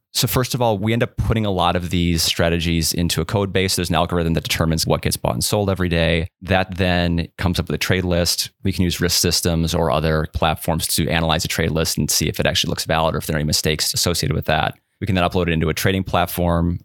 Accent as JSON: {"language": "English", "town": "Whitewater", "region": "Wisconsin", "country": "United States", "tie": "born or raised there", "also_born_or_lived": "Madison, Wisconsin", "said": "I grew up in Whitewater, which is about an hour southeast of Madison"}